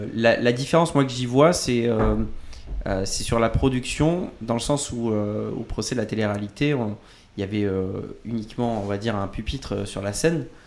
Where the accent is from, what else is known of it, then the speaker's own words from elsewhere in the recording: Bordeaux, Nouvelle-Aquitaine, France; moved away; also born or lived in Poitiers; je viens de Bordeaux, par exemple, et après, je suis, euh, je suis passé par Poitiers